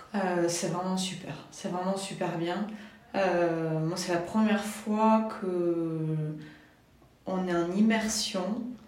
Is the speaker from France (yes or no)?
yes; Toulouse, Occitania, France; je viens de Toulouse